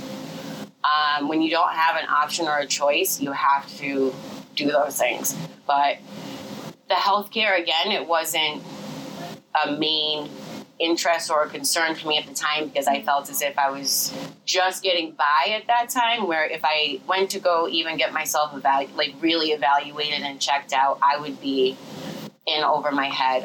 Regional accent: Western Massachusetts, United States; moved away; I come from Western Mass, so it's different altogether.

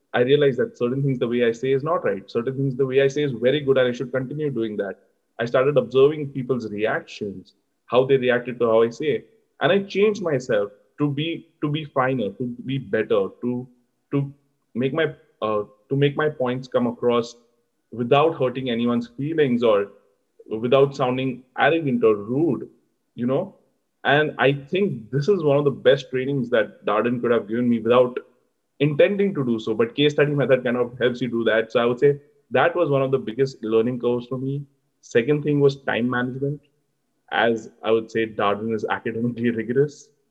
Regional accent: Mumbai, Maharashtra, India; moved away as an adult; now in Charlottesville, United States; I come from Mumbai in India

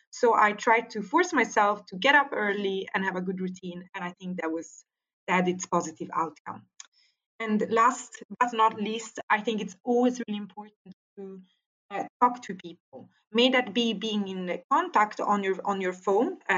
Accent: Italy; English is a second language; now in Sweden; When the pandemic arrived in Europe and in Sweden

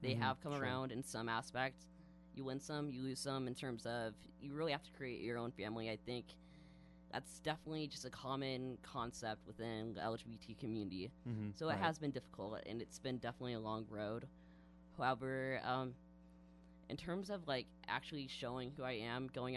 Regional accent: Prescott, Washington, United States; also born or lived in Spokane; I was born in Wawa, Washington, actually technically on a little farm outside in Prescott.

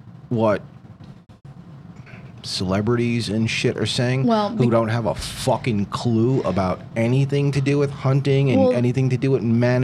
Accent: New York, United States; we're from New York.

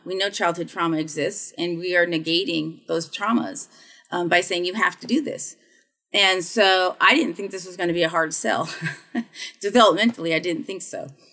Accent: United States; also born or lived in the South / North Carolina; being an American

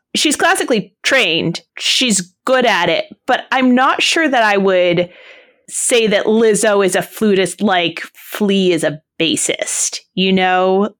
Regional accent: New England, United States; I grew up in New England

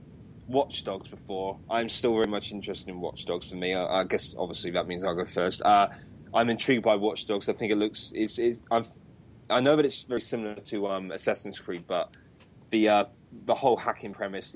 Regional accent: United Kingdom; I'm a Brit

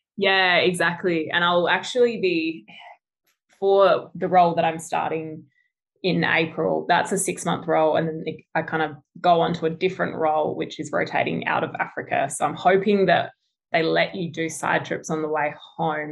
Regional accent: Adelaide, South Australia, Australia; moved away as an adult; now in Perth, Australia; originally from Adelaide. So I grew up in Adelaide um, and then moved over, yeah, three years ago.

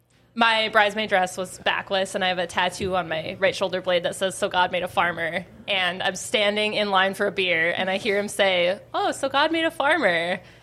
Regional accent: Bottineau, North Dakota, United States; now in Grand Forks, United States; I'm originally from Botno, so I'm not from here.

